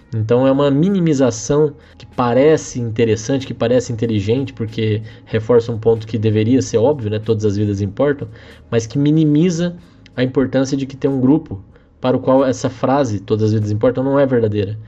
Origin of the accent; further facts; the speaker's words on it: Brazil; todos somos brasileiros